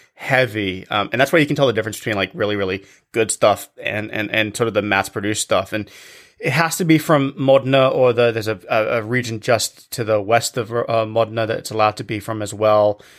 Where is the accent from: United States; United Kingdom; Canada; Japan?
United Kingdom; England; when I was a kid growing up in England